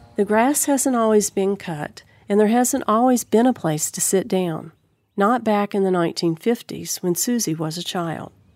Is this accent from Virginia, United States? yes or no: yes; Bluefield, Virginia, United States; I grew up in Bluefield, Virginia, across the street from the town cemetery.